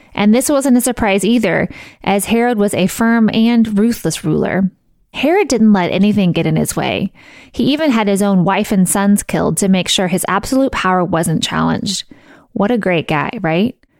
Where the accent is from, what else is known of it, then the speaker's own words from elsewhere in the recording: Missouri, United States; I grew up in Missouri, I went to college in Missouri, and I live in Missouri